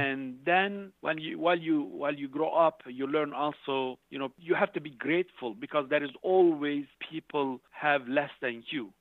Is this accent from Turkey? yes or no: yes; Şanlıurfa, Turkey; moved away as an adult; also born or lived in Basel, Switzerland; I graduated from the from the high school Institute of Urfa, that's southeastern